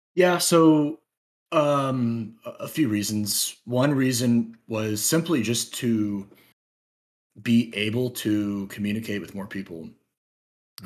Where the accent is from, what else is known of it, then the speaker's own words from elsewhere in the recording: United States; first language English; as Americans, we do not we're not compelled to learn any other language